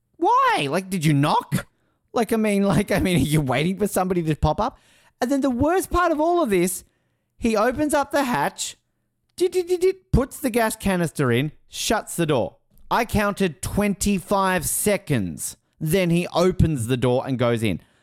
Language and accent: English; Australia; I'm Australian.